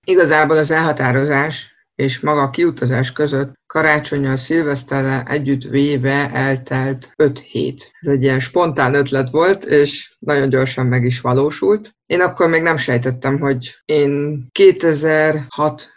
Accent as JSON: {"language": "Hungarian", "region": "Budapest", "country": "Hungary", "tie": "born or raised there", "also_born_or_lived": "Tyrol, Austria", "moved": "as an adult", "said": "Budapesten születtem sok-sok évvel ezelőtt. Az első 22 évemet ott is töltöttem el, ott érettségiztem"}